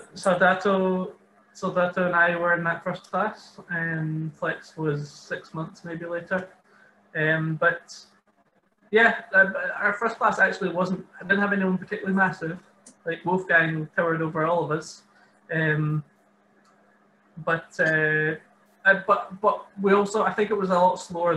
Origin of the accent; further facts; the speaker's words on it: Maybole, Scotland, United Kingdom; also born or lived in Dundee; I'm from Maybole, which is just south of Ayr originally